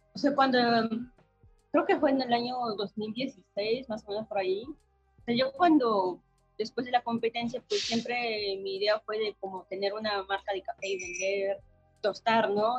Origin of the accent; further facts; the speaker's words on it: Oaxaca, Mexico; moved away as an adult; now in Mexico City, Mexico; yo nací en una familia de productores. Mis mm. papás son productores de café en Oaxaca, soy de Oaxaca